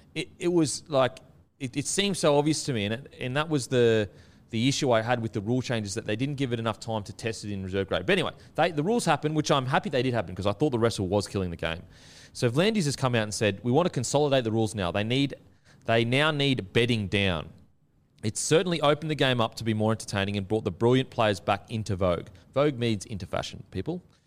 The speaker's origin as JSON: {"language": "English", "town": "Gold Coast", "region": "Queensland", "country": "Australia", "said": "I'm from the Gold Coast, so I'm used to, like, thongs, you know, the beach, and just very outdoorsy"}